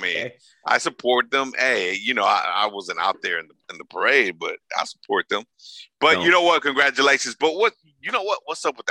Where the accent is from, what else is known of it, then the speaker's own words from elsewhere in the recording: Los Angeles, California, United States; they're in LA and it's Los Angeles and I'm LA true and true.